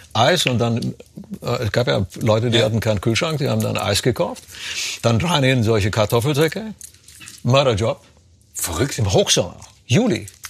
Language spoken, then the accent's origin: German; Romania; moved away; das Land gehst, wo ich herkomme, in Rumänien